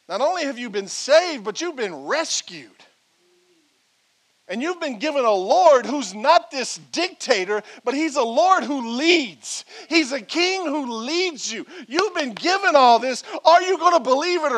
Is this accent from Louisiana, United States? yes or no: yes; Franklin, Louisiana, United States; I'm a man from Franklin, Louisiana, born and raised.